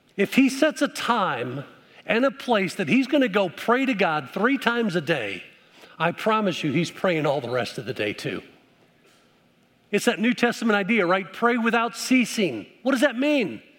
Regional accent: Midwest, United States; moved away; also born or lived in Dallas, Texas; I grew up up in the Midwest where we had seasons

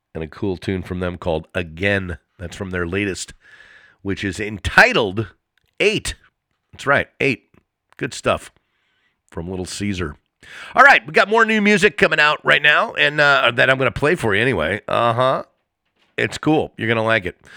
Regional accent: East Coast, United States; now in Los Angeles, United States; I grew up on the East Coast around snow and ice and everything like that, but after being here in LA for this amount of time

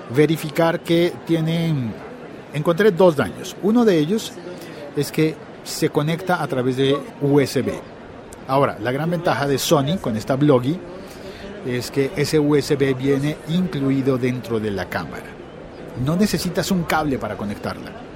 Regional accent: Colombia; nosotros los colombianos

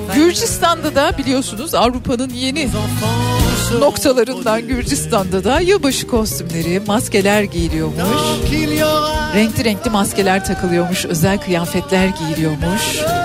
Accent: Ankara, Turkey; also born or lived in Adana; now in Istanbul, Turkey; Ankara'da doğdum, büyüdüm.

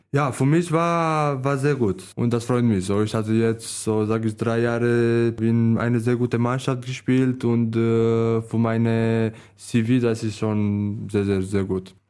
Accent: Romania; German is a second language; moved away; Meine Heimat ist Târgu aber in, ja, in eine Stadt

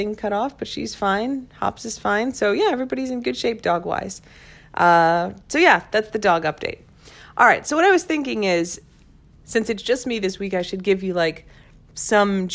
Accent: Crystal Lake, Illinois, United States; now in Washington, D.C., United States; So when I was a kid, I grew up in Crystal Lake, Illinois, which is like 60 miles northwest of Chicago

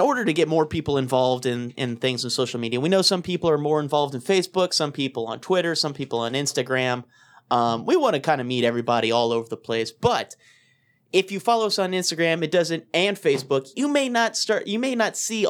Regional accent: Louisiana, United States; we're from Louisiana, so we don't have strong ties to Chicago

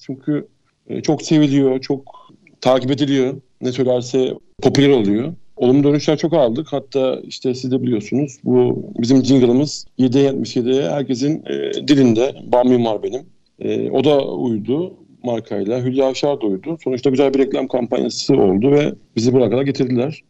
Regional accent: İzmir, Turkey; Ben bin dokuz yüz yetmiş dokuz İzmir doğumluyum.

